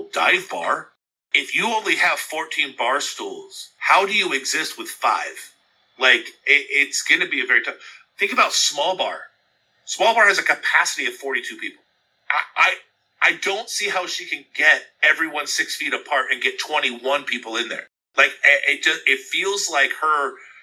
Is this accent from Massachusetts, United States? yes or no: no; Southern California, United States; growing up in Southern California